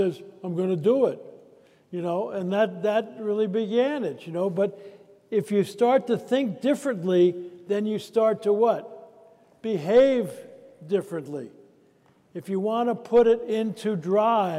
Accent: California, United States; I'm from California

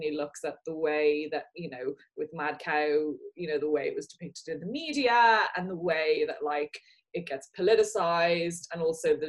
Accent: Ireland; now in United Kingdom; I'm an Irish person who lives in the UK.

